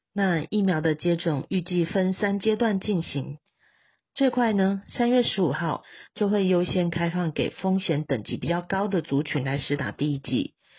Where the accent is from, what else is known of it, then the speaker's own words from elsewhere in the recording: Taichung, Taiwan; 我是台中人